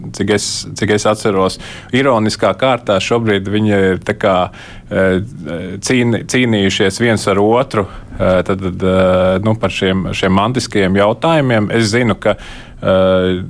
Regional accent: Kurzeme, Latvia; es kā kurzemnieks

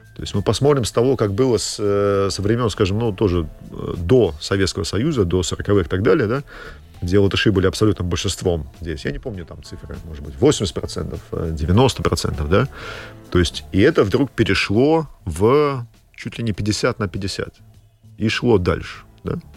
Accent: Latvia; я родился в Латвии, а, то есть я воспитывался, как говорили, в школе

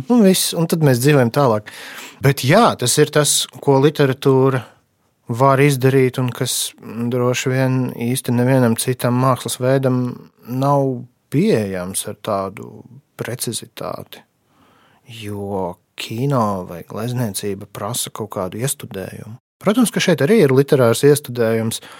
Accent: Rēzekne, Latgale, Latvia; es līdzīgi kā Dabičins bērnībā no Rēzaknes aizbraucu uz Daugaupili pirmo reizi

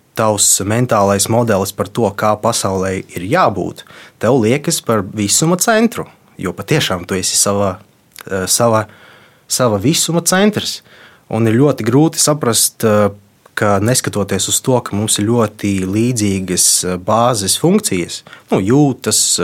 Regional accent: Latvia; first language Russian; Latvian is a second language; esmu dzīvojis visu mūžu Latvijā, mana identitāte ir formējusies Latvijā

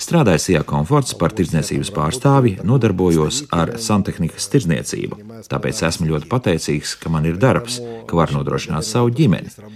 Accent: southern Ukraine, Ukraine; moved away as an adult; now in Jurmala, Latvia; mēs esam no dienvidiem

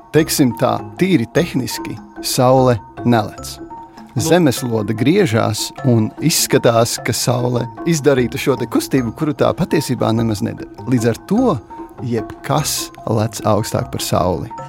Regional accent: Varakļāni, Latvia; moved away; Mans šūpulis ir Varakļānos

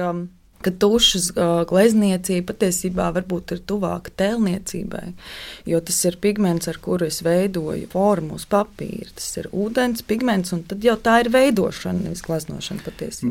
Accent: Kuldīga, Kuldīga Municipality, Latvia; Es esmu dzimusi un augusi Kuldīgā, brīnišķīgā pilsētā.

